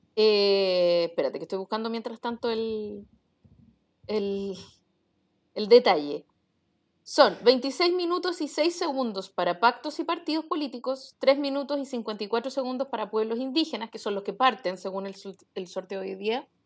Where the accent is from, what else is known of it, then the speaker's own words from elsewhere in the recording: Chile; somos chilenos